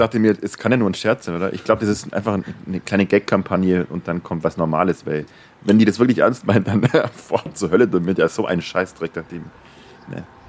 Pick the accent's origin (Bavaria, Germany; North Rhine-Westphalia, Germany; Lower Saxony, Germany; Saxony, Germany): Bavaria, Germany; Neu-Ulm; moved away; in meiner alten Heimat in Neu-Ulm